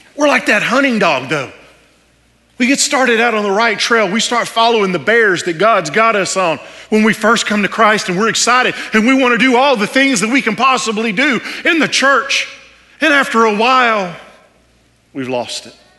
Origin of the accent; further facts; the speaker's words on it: Texas, United States; I'm from Texas, and so is my wife. And if you couldn't tell by now with the accent, that's where we're from